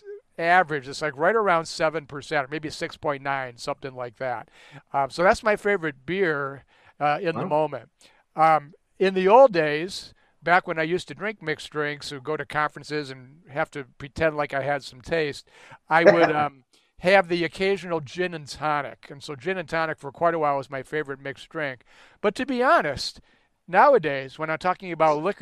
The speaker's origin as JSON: {"language": "English", "town": "Buffalo", "region": "New York", "country": "United States", "tie": "born or raised there", "also_born_or_lived": "Amherst, New York / Cortland, New York / Portland, Oregon / Texas", "moved": "as an adult", "lives_now": "Ann Arbor, United States", "said": "I was born in Buffalo, New York, and I grew up in the inner city of Buffalo until I was 13"}